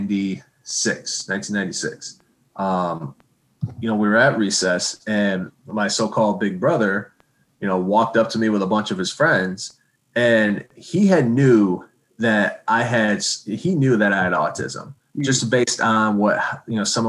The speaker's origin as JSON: {"language": "English", "town": "Okemos", "region": "Michigan", "country": "United States", "tie": "born or raised there", "said": "Okemos as a good example where I grew up, my hometown"}